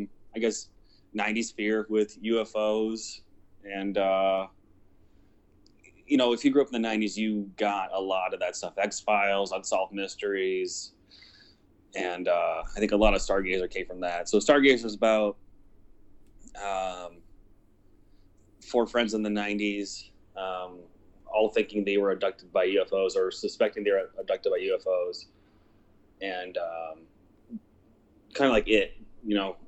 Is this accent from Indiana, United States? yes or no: yes; Lake County, Indiana, United States; I'm from Lake County, Indiana.